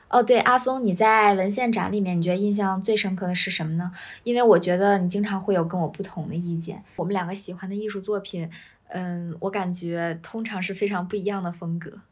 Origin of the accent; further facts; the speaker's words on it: China; 我们中国人